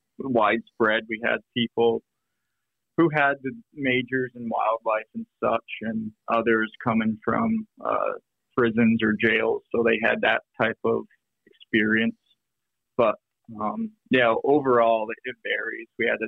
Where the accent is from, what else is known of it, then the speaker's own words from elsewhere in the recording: Vermont, United States; moved away as an adult; now in Minnesota, United States; I grew up in Vermont